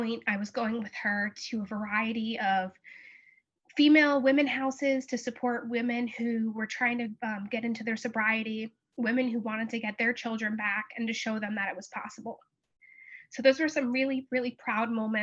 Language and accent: English; New Jersey, United States; I'm from New Jersey